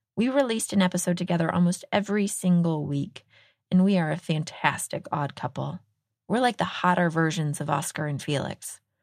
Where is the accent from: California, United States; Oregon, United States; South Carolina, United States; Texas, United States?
Texas, United States; moved away; the state of Texas, my home state